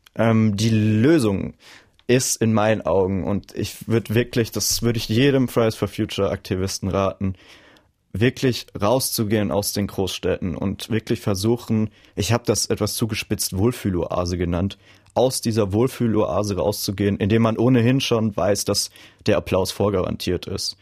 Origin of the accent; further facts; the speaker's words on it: a small village in the Palatinate, Rhineland-Palatinate, Germany; moved away as an adult; also born or lived in Mainz; Und dort komme ich ursprünglich her